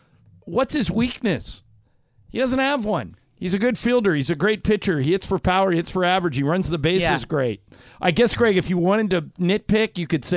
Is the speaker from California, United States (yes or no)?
yes; Orange County, California, United States; I grew up in Orange County.